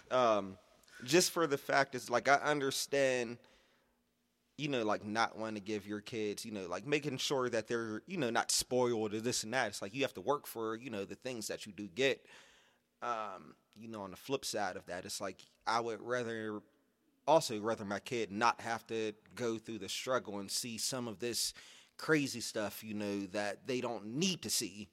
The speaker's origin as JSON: {"language": "English", "town": "Pittsburgh", "region": "Pennsylvania", "country": "United States", "tie": "born or raised there", "said": "I grew up in Garfield"}